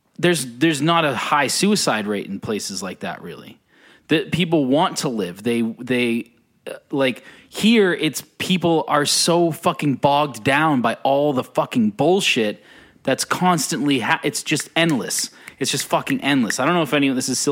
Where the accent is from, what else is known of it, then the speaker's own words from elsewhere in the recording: United States; as an American